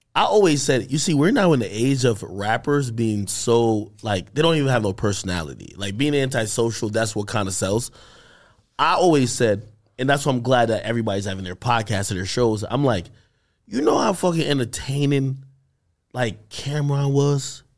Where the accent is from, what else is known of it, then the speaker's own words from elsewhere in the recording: Jamaica; I'm Jamaican